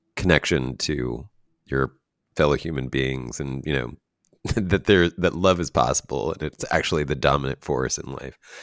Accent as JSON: {"language": "English", "country": "United States", "said": "as an American"}